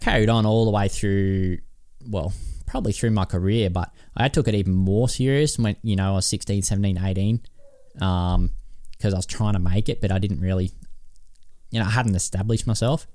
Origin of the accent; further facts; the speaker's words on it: Kyogle, New South Wales, Australia; I was from Kyogle